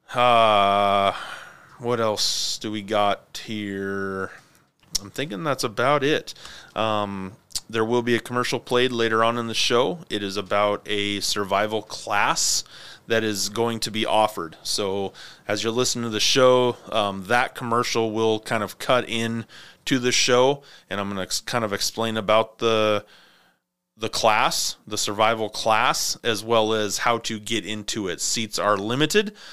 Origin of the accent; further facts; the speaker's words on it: Clarkston, Washington, United States; moved away as an adult; also born or lived in California; Aaron and I grew up together in Clarkston, Washington